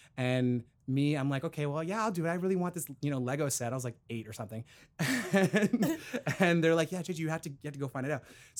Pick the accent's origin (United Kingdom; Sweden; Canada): Canada; Brampton, Ontario; I grew up in Brampton, Ontario.